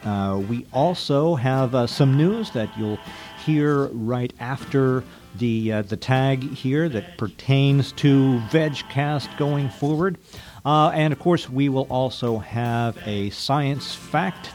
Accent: United States; as an American

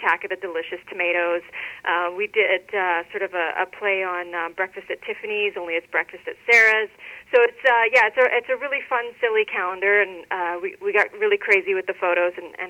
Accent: Regina, Saskatchewan, Canada; moved away; I went to Regina, Saskatchewan, which is my hometown, and it wasn't a very vegetarian-friendly city when I was there when I was a kid

